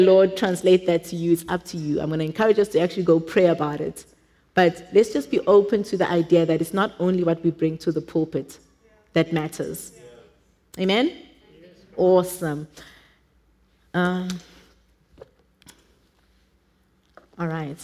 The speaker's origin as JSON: {"language": "English", "town": "Johannesburg", "region": "Gauteng", "country": "South Africa", "tie": "born or raised there", "second_language": "English", "said": "I didn't grow up in a wealthy family. I think we were, in Joburg standards, we were probably poor at home."}